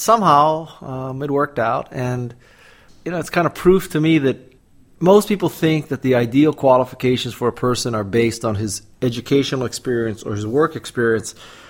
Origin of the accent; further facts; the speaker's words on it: Honolulu, Hawaii, United States; moved away as an adult; also born or lived in Stanford, California / Los Angeles, California; I'm from Honolulu, Hawaii, and I left Hawaii to go to undergraduate school at Stanford.